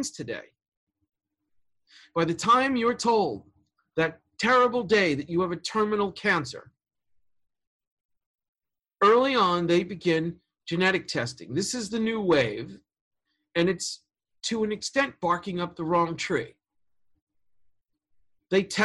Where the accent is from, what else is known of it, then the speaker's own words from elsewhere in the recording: New York City, New York, United States; I'm from Queens. Elmhurst. I was born in that hospital